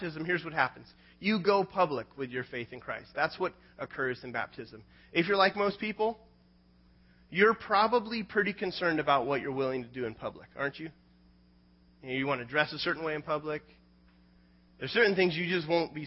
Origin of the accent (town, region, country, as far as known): United States